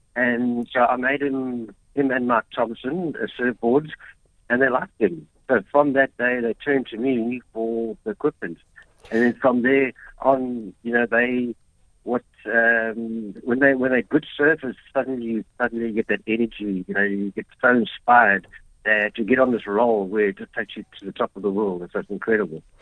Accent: Durban, KwaZulu-Natal, South Africa; I came from Brighton Beach. That's where I grew up and learned to surf.

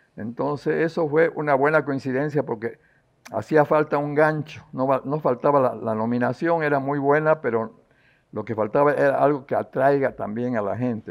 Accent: Santa Cruz de la Sierra, Santa Cruz, Bolivia; also born or lived in La Paz; siempre sufrí como cruceño de las carencias que teníamos nosotros

